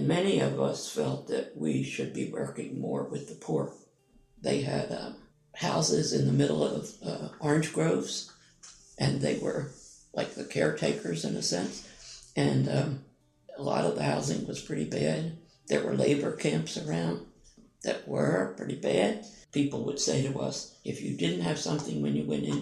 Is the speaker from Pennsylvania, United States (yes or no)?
yes; Philadelphia, Pennsylvania, United States; moved away as an adult; now in Apopka, Florida, United States; I was born in Philadelphia, Pennsylvania, and entered the religious community